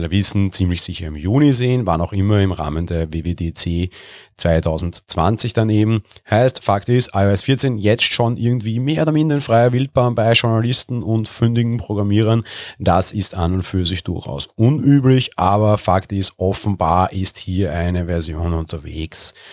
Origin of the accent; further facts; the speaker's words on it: Vienna, Austria; ich bin Wiener, ich sehe jeden Tag in der Wiener Innenstadt tausende Touristen gefühlt